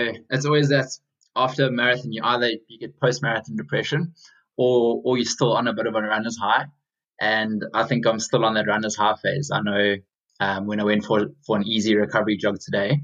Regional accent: South Africa; moved away as an adult; now in London, United Kingdom; I'm originally from South Africa. So I got into my running back in South Africa. I then moved across to London just under 4 years ago

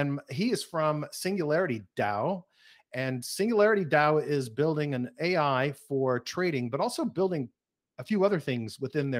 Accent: United States; also born or lived in Kansas / Oklahoma / Texas; I grew up in Oklahoma and Texas, wow, and was born in Kansas

